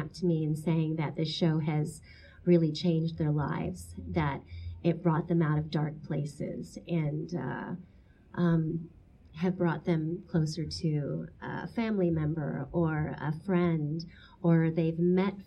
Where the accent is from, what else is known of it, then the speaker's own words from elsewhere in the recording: Portsmouth, Virginia, United States; I was born in Portsmouth, Virginia, but my parents are from the Philippines